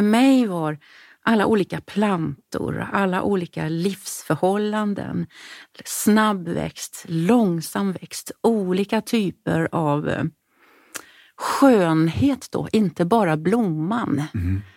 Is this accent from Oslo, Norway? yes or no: no; Sarpsborg, Østfold, Norway; first language Norwegian; Swedish is a second language; moved away as an adult; also born or lived in Stockholm, Sweden; now in Gothenburg, Sweden; Och sen så bestämde vi oss för att flytta till Norge. Eh, tillbaka till min hemstad